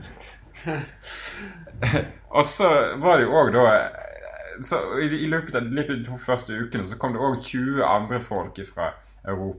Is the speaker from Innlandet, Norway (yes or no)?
no; Bergen, Vestland, Norway; moved away as an adult; also born or lived in Malta; flytter hjem med flyet. Lander på Flesland med to kofferter